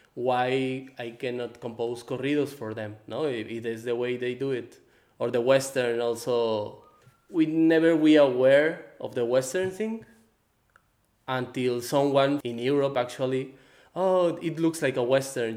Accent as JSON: {"language": "English", "town": "Guadalajara", "region": "Jalisco", "country": "Mexico", "tie": "born or raised there", "also_born_or_lived": "Baja California Sur, Mexico", "second_language": "English", "said": "I'm from Mexico. I born in Baja California Sur, the same place where the movie is placed. I grew up in Guadalajara also."}